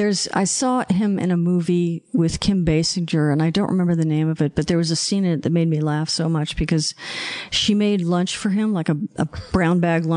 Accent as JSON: {"language": "English", "town": "Los Angeles", "region": "California", "country": "United States", "tie": "born or raised there", "also_born_or_lived": "Beverly Hills", "said": "I grew up in Westwood. And then when my brother and I were 11, our family took us to Beverly Hills."}